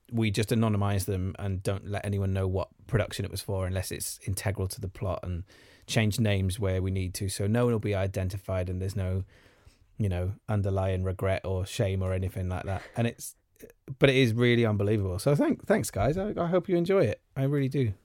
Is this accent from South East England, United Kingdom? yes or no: no; Welsh, Wales, United Kingdom; being Welsh